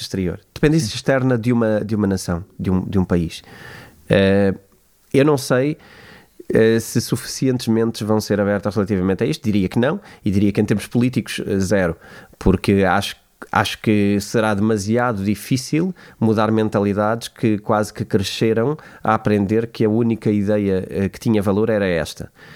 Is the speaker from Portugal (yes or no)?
yes; Portugal; eu como português